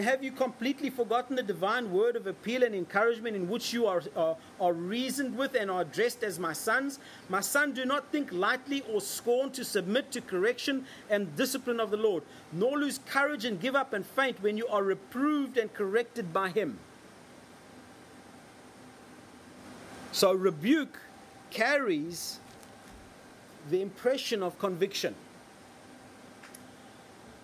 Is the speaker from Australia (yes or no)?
yes; Australia